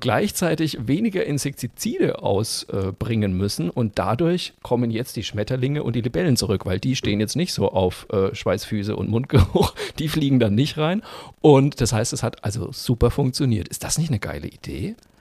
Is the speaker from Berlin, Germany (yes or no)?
no; Franconia, Bavaria, Germany; ich bin ja Franke